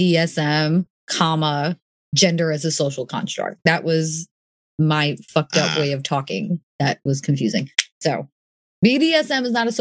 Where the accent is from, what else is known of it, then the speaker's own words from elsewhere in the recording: New York City, New York, United States; So I grew up in New York City.